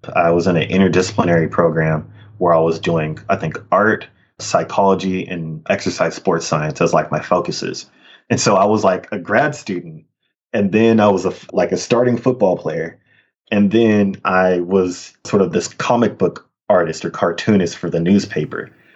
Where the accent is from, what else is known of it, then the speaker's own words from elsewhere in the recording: Sacramento, California, United States; also born or lived in Richmond, California; I grew up in in Sacramento and Richmond in many ways. But yeah, yep, a Northern California kid